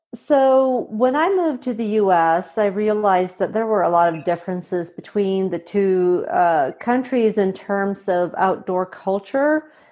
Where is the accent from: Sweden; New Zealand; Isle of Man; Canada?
Sweden; moved away as an adult; also born or lived in Montana / Indiana; I'm originally from Sweden. I was born and raised here